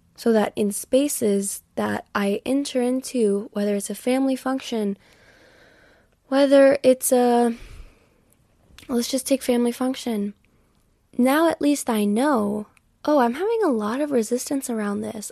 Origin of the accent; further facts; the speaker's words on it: Texas, United States; I've always lived in Texas